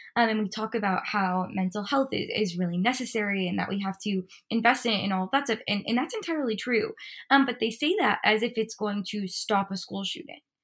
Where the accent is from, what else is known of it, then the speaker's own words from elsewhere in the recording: Midwest, United States; I'm from the Midwest. Uh, like I said, grew up in a house with guns